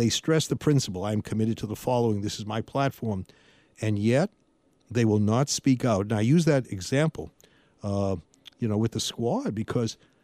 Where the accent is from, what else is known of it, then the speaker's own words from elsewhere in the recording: Massachusetts, United States; moved away; I grew up in Massachusetts